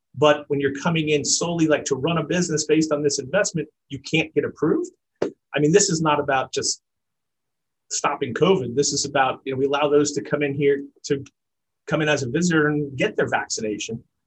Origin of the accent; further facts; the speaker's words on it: New York City, New York, United States; I grew up in New York City